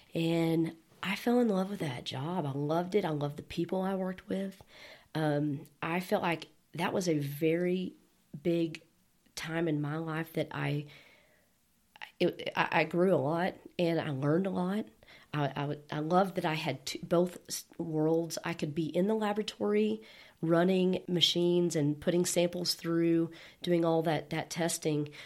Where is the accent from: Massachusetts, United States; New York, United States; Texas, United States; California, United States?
Texas, United States; Bushland; also born or lived in Dumas, Texas / Amarillo, Texas; I grew up in Bushland, and I moved away for a period of time for about nine years, and somehow Amarillo has sucked me back